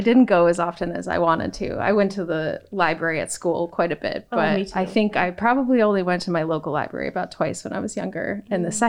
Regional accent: Garden City, Michigan, United States; I grew up in Garden City, Michigan

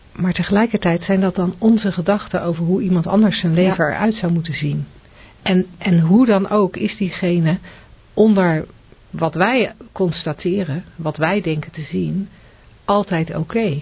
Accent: Netherlands

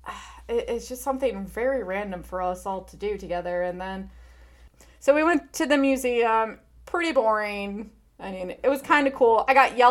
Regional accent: Michigan, United States; my home state

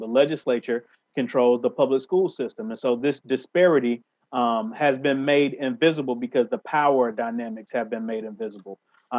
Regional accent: Sampson County, North Carolina, United States; I'm from Sampson County, which is very close to Hoke County, one of the original Leandro counties.

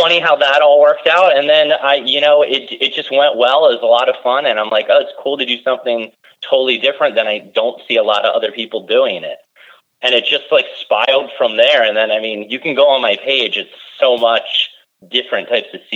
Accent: Pennsylvania, United States; growing up in Pennsylvania, it's not like there's a lot of seafood

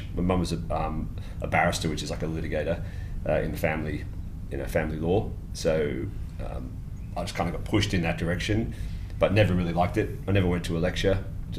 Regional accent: Lagos, Nigeria; born there; Yes, I was born in Lagos in Nigeria.

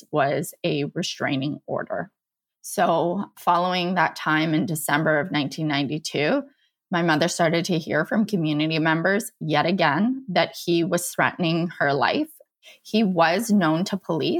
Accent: St. Eustache, Manitoba, Canada; born or raised there; now in Niagara region, Canada

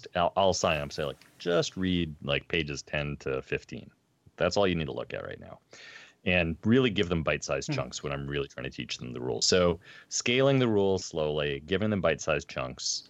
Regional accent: central Wisconsin, United States; I grew up in central Wisconsin, like, you know, 6 months of the year snow back in the 80s.

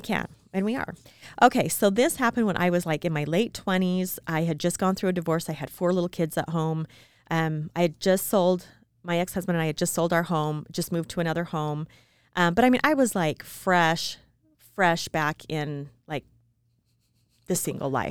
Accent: Utah, United States; I was born and raised in Utah, very small town.

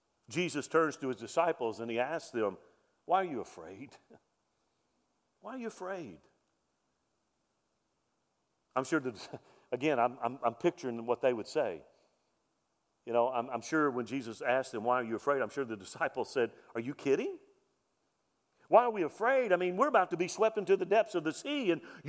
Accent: Mobile, Alabama, United States; I grew up in Mobile, Alabama, Hurricane Alley

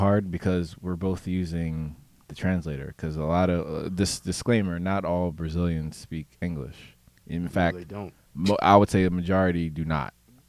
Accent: Trenton, New Jersey, United States; also born or lived in Bucks County, Pennsylvania; So me personally, coming from the Trenton area, but I went to school in Bucks County. So it was all white kids and Jewish kids and whatnot.

